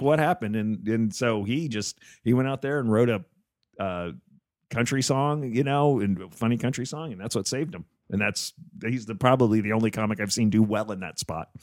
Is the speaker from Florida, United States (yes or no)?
no; New Jersey, United States; up in New Jersey, shoveling snow